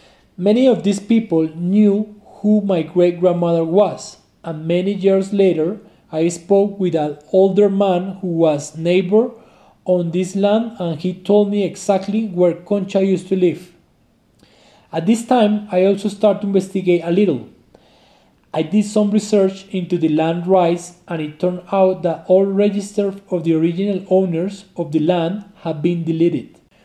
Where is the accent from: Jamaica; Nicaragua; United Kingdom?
Nicaragua; Jinotega; born there; I'm 42 years old and I was born on El Volcán Yali in Nicaragua. I'm from the coffee growing family.